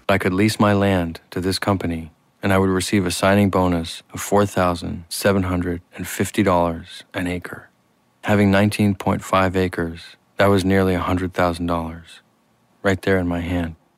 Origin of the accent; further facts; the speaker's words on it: Pennsylvania, United States; moved away; also born or lived in New York City; in Pennsylvania and then later in New York City